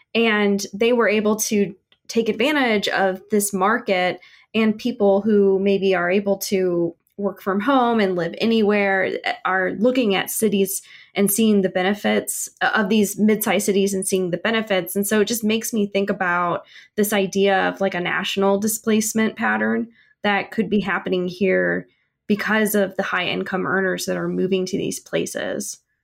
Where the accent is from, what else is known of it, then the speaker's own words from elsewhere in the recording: Midwest, United States; now in Kansas City, United States; I'm from the Midwest